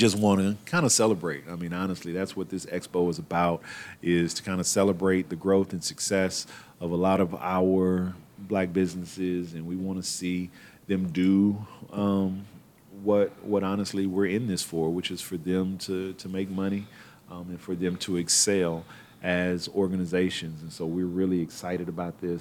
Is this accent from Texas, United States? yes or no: yes; Houston, Texas, United States; now in Louisville, United States; my hometown of Houston, Texas